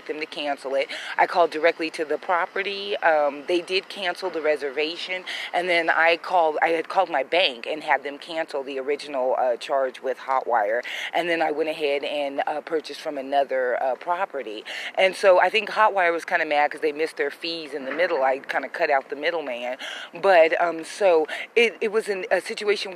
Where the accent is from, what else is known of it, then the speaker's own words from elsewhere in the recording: United States; I'm a black woman that was born and raised in the United States